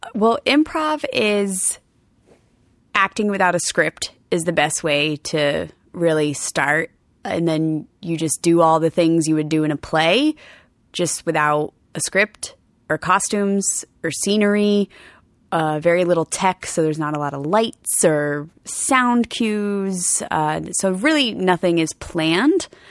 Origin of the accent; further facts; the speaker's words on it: Rhode Island, United States; I'm from Rhode Island